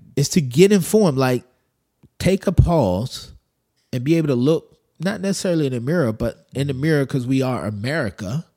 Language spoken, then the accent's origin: English; United States; I'm American